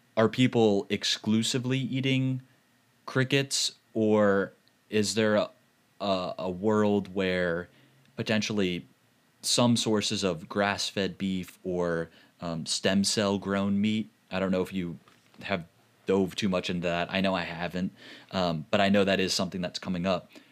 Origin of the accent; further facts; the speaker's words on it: St. Louis, Missouri, United States; I'm from Saint Louis